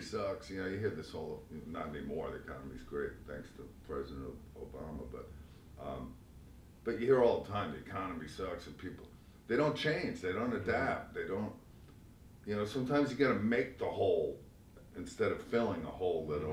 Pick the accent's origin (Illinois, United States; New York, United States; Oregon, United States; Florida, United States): New York, United States; Long Island; also born or lived in Brooklyn, New York; I was born in Brooklyn, and like most uh, Brooklyn kids, uh, my family moved out to Long Island. I was raised on Long Island.